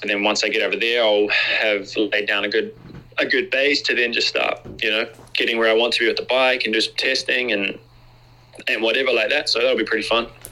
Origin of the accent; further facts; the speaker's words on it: New Zealand; when we grow up as Kiwis, there's a, a certain type of like Kiwi summer and Kiwi Christmas that we have